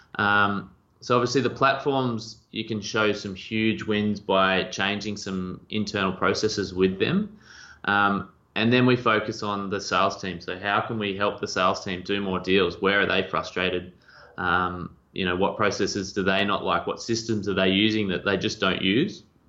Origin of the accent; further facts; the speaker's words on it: two and a half hours west of Melbourne, Victoria, Australia; I grew up um, two and a half hours west of Melbourne